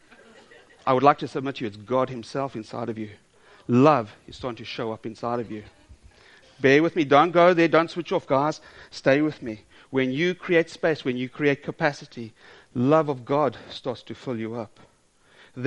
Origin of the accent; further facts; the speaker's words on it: South Africa; I'm South African.